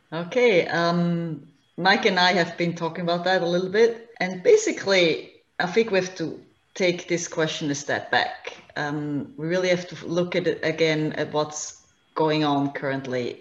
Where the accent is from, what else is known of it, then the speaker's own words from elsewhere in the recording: Switzerland; moved away as an adult; now in Hingham, United States; I'm originally from Switzerland um, and moved to the US two and a half years ago with my family.